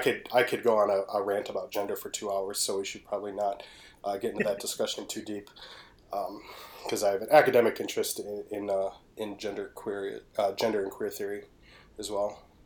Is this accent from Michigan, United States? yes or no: yes; Detroit, Michigan, United States; I am from Detroit.